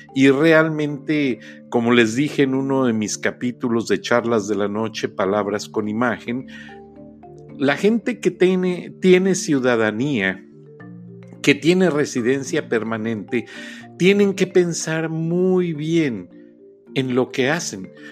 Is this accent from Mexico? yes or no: yes; Mexico; also born or lived in Gwinnett, Georgia, United States; now in United States; El otro tipo de inmigrante somos los mexicanos y somos mayoría